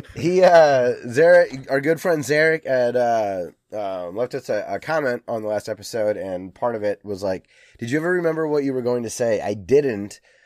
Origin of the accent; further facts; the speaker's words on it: United States; an American